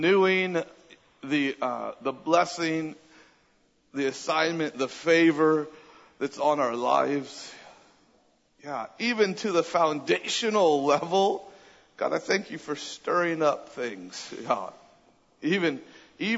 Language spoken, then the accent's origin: English; Southern California, United States; moved away as an adult; also born or lived in Redding, California; now in Austin, United States; I grew up in Southern California.